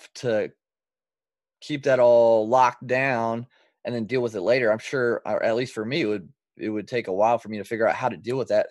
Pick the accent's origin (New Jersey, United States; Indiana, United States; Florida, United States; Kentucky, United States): Indiana, United States; I'm from Indiana as well